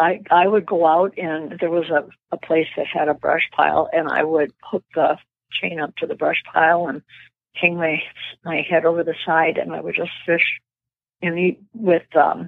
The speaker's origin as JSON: {"language": "English", "town": "Menominee", "region": "Michigan", "country": "United States", "tie": "born or raised there", "moved": "yes", "lives_now": "Minnesota, United States", "said": "Menominee, Michigan, the Upper Peninsula, and that's where my fishing started. When I was 6 years old"}